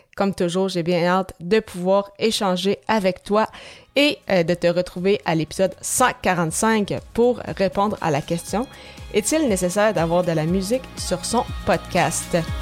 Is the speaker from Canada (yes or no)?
yes; Quebec, Canada; chez nous à Québec